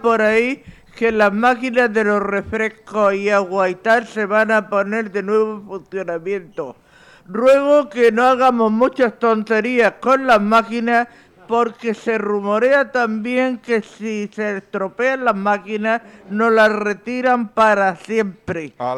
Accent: Elche, Valencian Community, Spain; now in Murcia, Spain; Soy de Elche

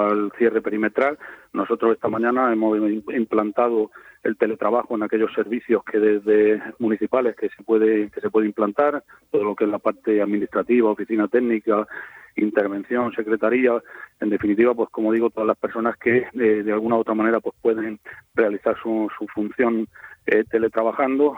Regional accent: Moratalla, Region of Murcia, Spain; en mi pueblo, en Moratalla

